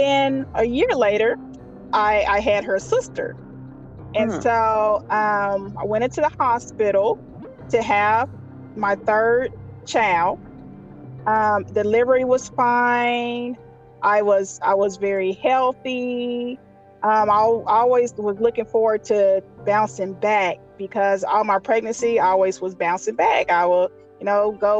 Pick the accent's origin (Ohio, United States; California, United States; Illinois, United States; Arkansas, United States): Arkansas, United States; Little Rock; I'm from Little Rock, Arkansas.